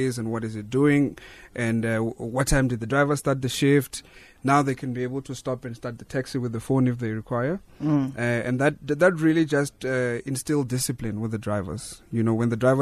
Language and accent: English; Thohoyandou, Limpopo, South Africa; moved away as an adult; also born or lived in Cape Town; Born and bred in Limpopo, Thohoyandou